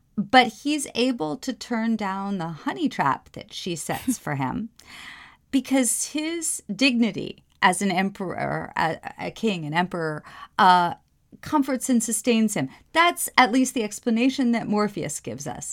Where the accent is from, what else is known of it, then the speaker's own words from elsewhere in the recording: New York, United States; moved away; I'm from the Upper West Side of New York